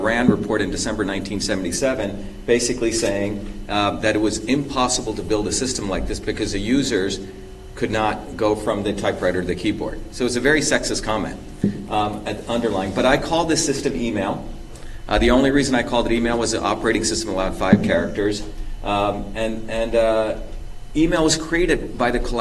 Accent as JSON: {"language": "English", "country": "India", "tie": "born or raised there", "also_born_or_lived": "Mumbai, India", "moved": "yes", "lives_now": "Boston, United States", "said": "I was born in Bombay, India"}